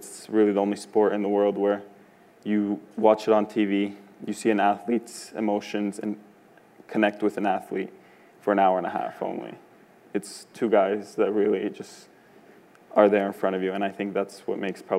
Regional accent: Canada; being successful as a Canadian

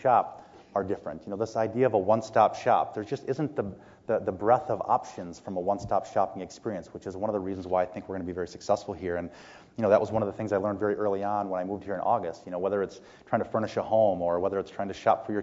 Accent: St. Paul, Minnesota, United States; moved away as an adult; now in Canada; I grew up in St. Paul, Minnesota, and I'd been there most of my life

